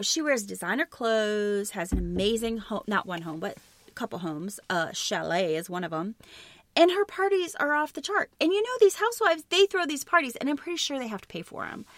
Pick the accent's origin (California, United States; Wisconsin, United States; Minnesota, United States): Wisconsin, United States; Elmwood; where I grew up in Wisconsin, Elmwood, Wisconsin, was right next to the town of Plainfield, Wisconsin